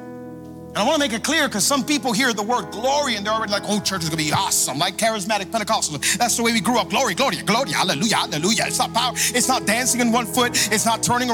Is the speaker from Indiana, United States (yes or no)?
no; Hialeah, Florida, United States; I'm from Hialeah.